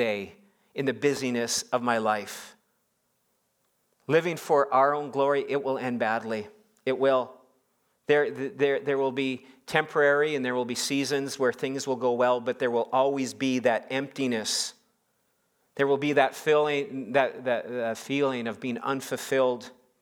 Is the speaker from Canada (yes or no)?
yes; Saskatchewan, Canada; moved away; growing up in Saskatchewan